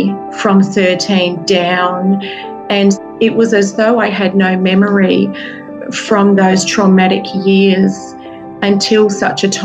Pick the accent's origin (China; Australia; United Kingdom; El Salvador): Australia; Perth, Western Australia; moved away as an adult; now in New Zealand; I am joining you from my hometown in Perth, Western Australia